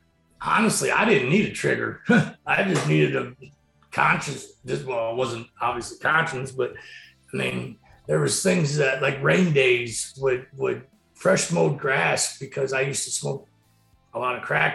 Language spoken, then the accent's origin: English; Wauseon, Ohio, United States; I'm from Wauseon, originally born and raised, graduated high school here in 1997